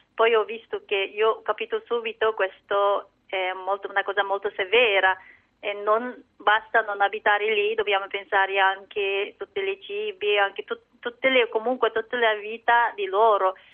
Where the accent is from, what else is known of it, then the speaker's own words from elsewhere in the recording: China; Italian is a second language; now in Milan, Italy; anche io non sono cinese, a nazionalità cinese, io sono eh, una minoranza